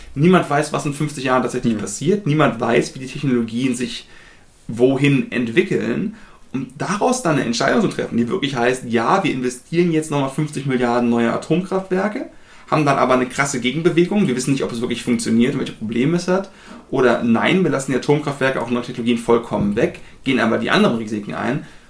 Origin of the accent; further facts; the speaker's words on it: Germany; wir zumindest als Deutsche